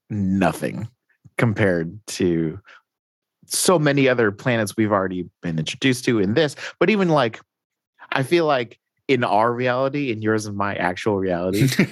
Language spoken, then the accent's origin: English; United States; being an American